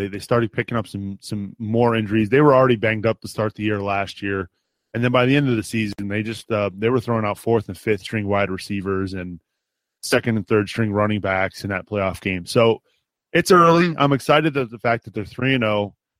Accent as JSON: {"language": "English", "town": "Cincinnati", "region": "Ohio", "country": "United States", "tie": "born or raised there", "said": "I grew up in Cincinnati, Ohio."}